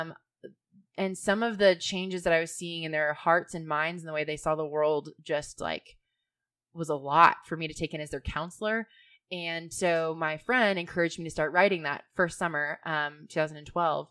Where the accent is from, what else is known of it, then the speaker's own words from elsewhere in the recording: Georgia, United States; moved away; I grew up in Georgia. It's really ironic that I'm back there, I think.